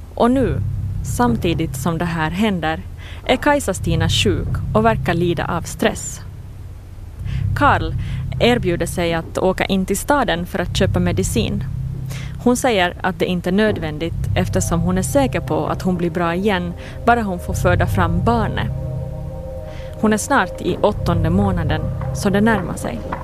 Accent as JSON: {"language": "Swedish", "town": "Jakobstad", "region": "Ostrobothnia", "country": "Finland", "tie": "born or raised there", "said": "på gården där jag växte upp, i Pirilö utanför Jakobstad"}